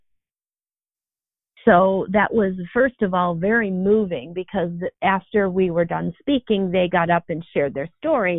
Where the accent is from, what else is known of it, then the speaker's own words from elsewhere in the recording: Arizona, United States; my home state of Arizona